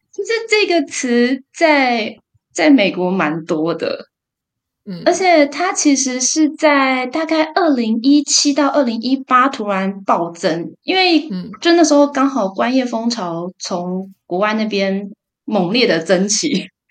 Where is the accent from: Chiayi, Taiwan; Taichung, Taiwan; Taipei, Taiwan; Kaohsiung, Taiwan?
Taipei, Taiwan; suburbs of; 我跟我哥，就是我们几乎一出生就是，我爸就是带我妈来西，边，就是台北市的那种很边郊的郊区住